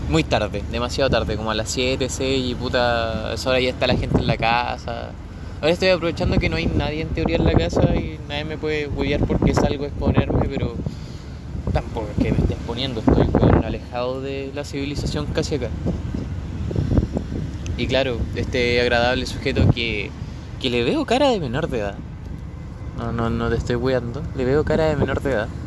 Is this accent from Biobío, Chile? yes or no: yes; Florida, Biobío, Chile; now in Coronel, Chile; Que yo vivo en Coronel, o sea, yo nací en Coronel. Em, no, no se puede decir que crecí en Coronel. Yo no crecí en Coronel, yo crecí en Florida, pero.